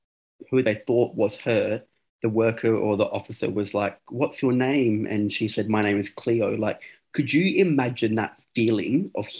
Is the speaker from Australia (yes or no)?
yes; South Australia, Australia; I'm South Australian.